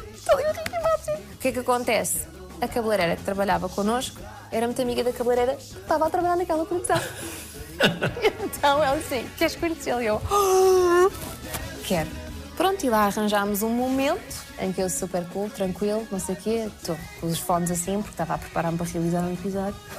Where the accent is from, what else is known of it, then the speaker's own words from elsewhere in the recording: Portugal; moved away; sou portuguesa